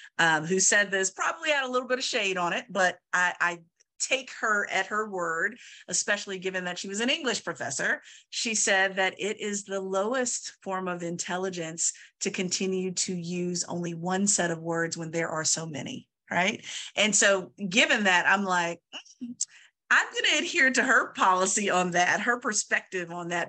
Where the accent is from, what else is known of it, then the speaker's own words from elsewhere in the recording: Virginia, United States; I am originally from Southern Virginia, and my mother talks about it quite a bit, where there was a movie theater, small movie theater in my hometown